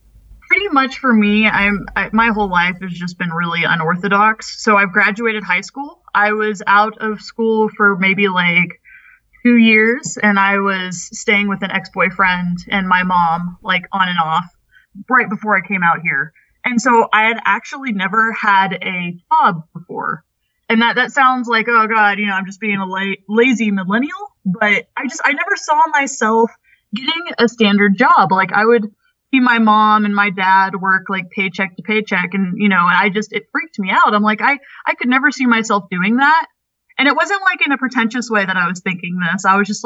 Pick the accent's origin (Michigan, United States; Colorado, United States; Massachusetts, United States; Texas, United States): Texas, United States; Houston; moved away as an adult; I was 19. You know, I came from Houston, Texas. So it was just a huge culture shock.